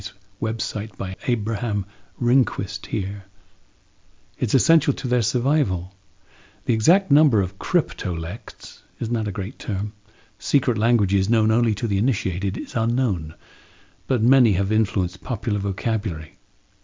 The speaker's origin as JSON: {"language": "English", "region": "London", "country": "United Kingdom", "tie": "born or raised there", "said": "growing up in London"}